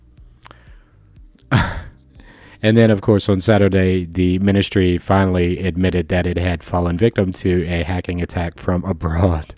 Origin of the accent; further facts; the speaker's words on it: Florida, United States; I'm from Florida